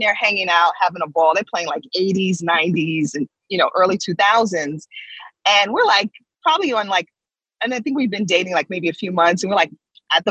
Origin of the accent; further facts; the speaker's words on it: New York, United States; I come from New York.